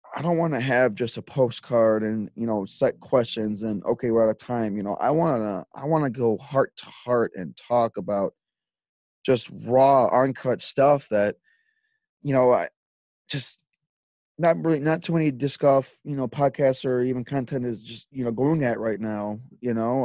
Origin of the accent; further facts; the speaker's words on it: Lockport, Illinois, United States; I grew up in Lockport my whole life.